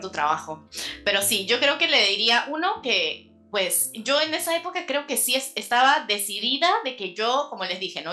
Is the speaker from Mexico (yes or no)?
no; Peru; moved away as an adult; also born or lived in New York / Paris